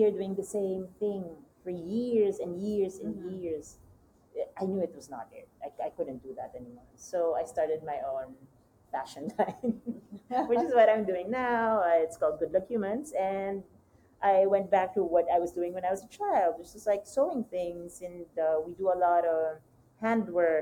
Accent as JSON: {"language": "English", "town": "Manila", "region": "Metro Manila", "country": "Philippines", "also_born_or_lived": "France", "second_language": "English", "moved": "as an adult", "said": "I'm from Manila, I'm from the city"}